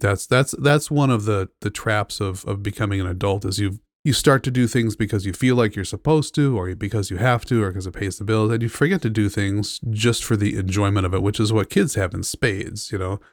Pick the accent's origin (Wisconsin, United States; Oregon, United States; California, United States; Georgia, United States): California, United States; Southern; also born or lived in San Francisco, United States; I grew up in Southern California